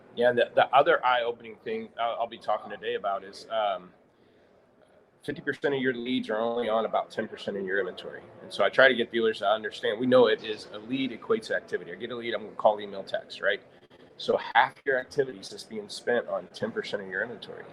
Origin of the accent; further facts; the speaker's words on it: St. Louis, Missouri, United States; moved away as an adult; now in Olathe, United States; I grew up in St. Louis, so we moved to Olathe, Kansas, what, 16, 17 years ago